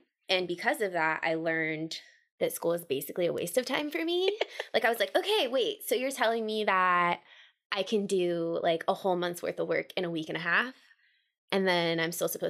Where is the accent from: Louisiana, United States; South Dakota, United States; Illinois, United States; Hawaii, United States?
Hawaii, United States; born there; also born or lived in Virginia / Washington, D.C.; So I was born in Hawaii. I moved to Virginia and then I moved to Washington, D.C.